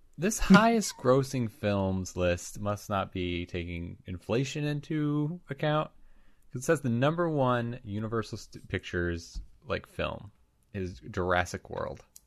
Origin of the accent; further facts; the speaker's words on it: Western New York, United States; I'm from Western New York